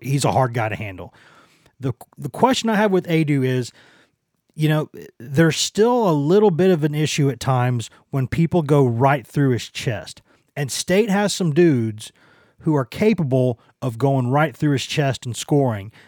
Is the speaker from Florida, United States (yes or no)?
no; Maynardville, Tennessee, United States; also born or lived in Knoxville, Tennessee; what's my hometown, like where I'm from, technically, I was raised a lot, lot in Knoxville, but uh, it's technically a town of like ten, like like 1,050 people or something like that, like less than 1,100 people up there in Maynardville